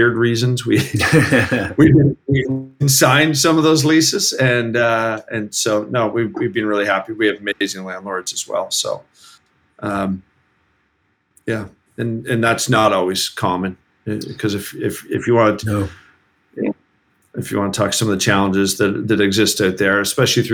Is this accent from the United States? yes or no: no; Canada; our Canadian selves